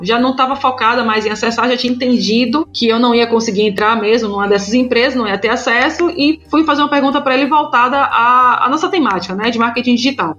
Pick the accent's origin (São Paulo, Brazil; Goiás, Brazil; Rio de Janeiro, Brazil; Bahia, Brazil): Bahia, Brazil; Salvador; eu moro e nasci em Salvador